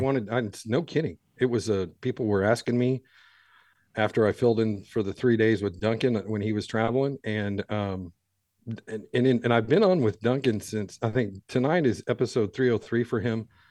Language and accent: English; Ireland; I'm an Irish guy